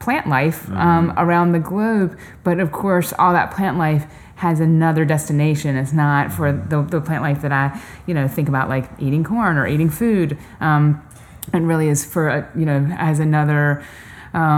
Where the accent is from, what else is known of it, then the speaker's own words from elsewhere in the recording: North Carolina, United States; also born or lived in Los Angeles; now in central Illinois, United States; I grew up in North Carolina and in a small town